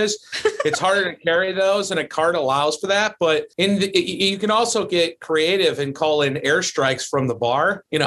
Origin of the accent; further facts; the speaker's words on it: Chicago, Illinois, United States; as a Chicagoan